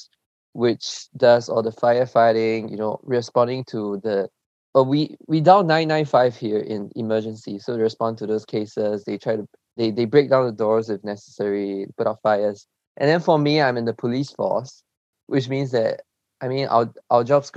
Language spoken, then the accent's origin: English; Singapore; also born or lived in China; my parents decided to migrate to Singapore for a better education, better environment. So I've been in Singapore since 2008. So that means my elementary school, high school, and everything was spent